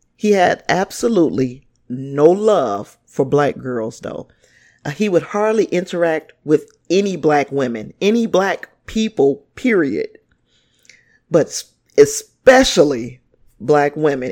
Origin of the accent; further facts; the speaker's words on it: Gary, Indiana, United States; my hometown, Gary, Indiana